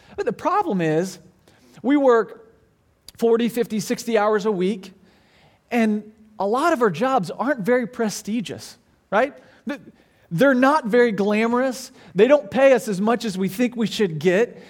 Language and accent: English; Branson, Missouri, United States; now in Orlando, United States; I grew up in Branson, Missouri